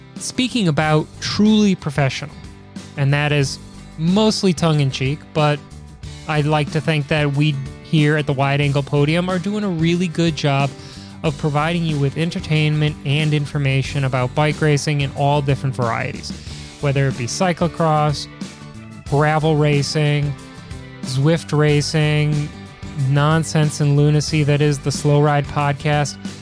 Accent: Midwest, United States; Growing up in the Midwest

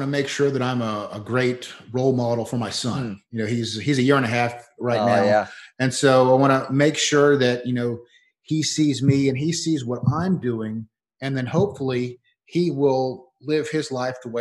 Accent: Leesburg, Florida, United States; Leesburg's my hometown, Leesburg, Florida

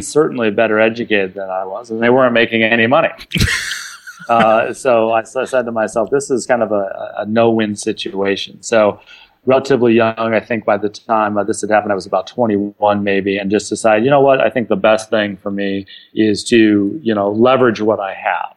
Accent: California, United States; born and raised in California.

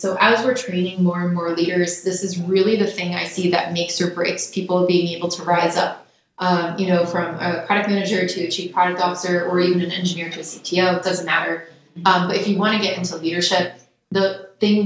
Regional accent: New York, United States; I grew up around New York

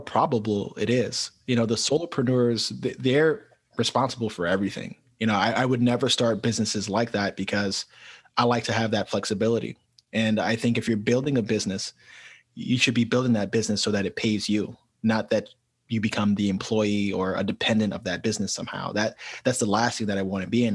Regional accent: New York City, New York, United States; moved away as an adult; also born or lived in Colombia / Italy / Brazil; being born and raised in New York City

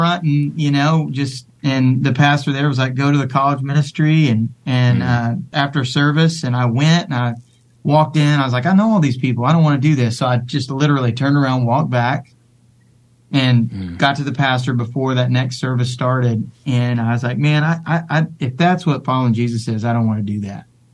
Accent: Dallas, Texas, United States; I grew up in Dallas. I mean, I live a mile from where my grandfather's house was.

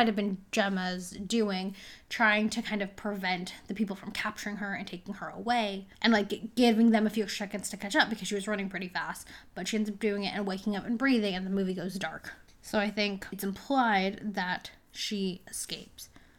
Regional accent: United States; I am American.

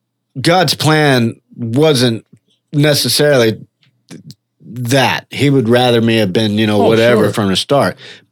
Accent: Orlando, Florida, United States; I do my testimony in prison sometimes and I say, yeah, I'm a drunk from Orlando.

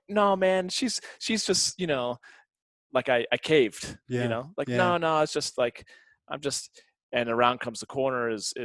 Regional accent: St. Louis, Missouri, United States; now in Denver, United States; I came from St. Louis

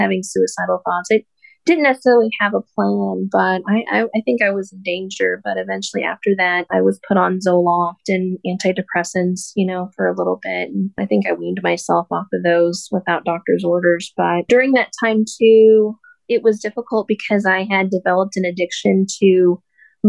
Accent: Sterling, Colorado, United States; So I'm a Colorado native. I'm from Sterling, Colorado. I was born and raised there

